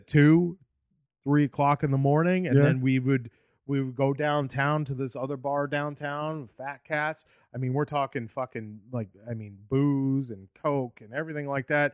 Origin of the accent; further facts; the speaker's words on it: Boston, Massachusetts, United States; also born or lived in Fort Lauderdale, Florida / Tampa, Florida / New England; now in Austin, United States; originally I'm from Boston, but I bartended in Fort Lauderdale for 4 years